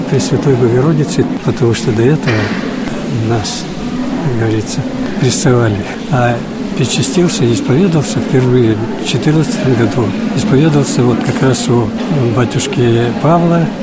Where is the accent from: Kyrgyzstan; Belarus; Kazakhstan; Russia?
Russia; Udmurtia; Потому что я чистокровный удмурт.